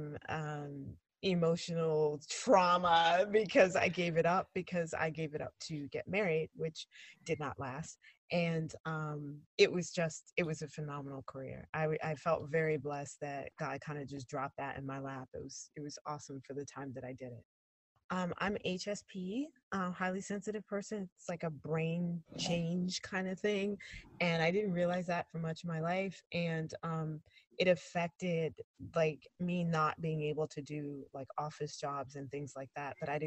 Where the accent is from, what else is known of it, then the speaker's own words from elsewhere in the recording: United States; moved away as an adult; also born or lived in Georgia, United States / Los Angeles, United States; now in Albania; I was born in Georgia, and then we moved when I was a baby to the New York, New Jersey area